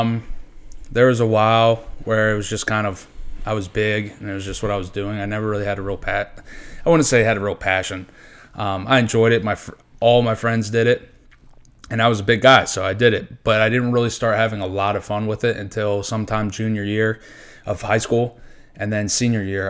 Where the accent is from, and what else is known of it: Hanover County, Virginia, United States; born or raised there